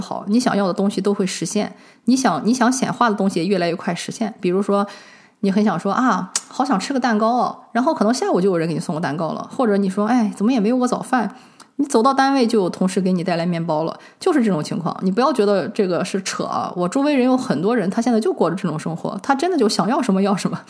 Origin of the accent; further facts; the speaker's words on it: China; 我们中国人